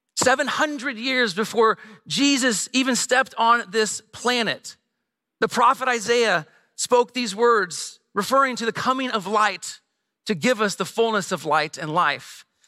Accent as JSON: {"language": "English", "region": "Midwest", "country": "United States", "tie": "born or raised there", "also_born_or_lived": "Bloomington-Normal, Illinois", "moved": "as an adult", "lives_now": "San Diego, United States", "said": "we grew up here in the Midwest, uh, but twelve years ago, moved to San Diego."}